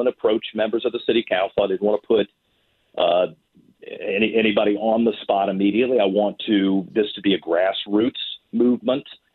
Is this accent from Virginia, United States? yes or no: yes; Richmond, Virginia, United States; this is my hometown. I will always have a connection to Richmond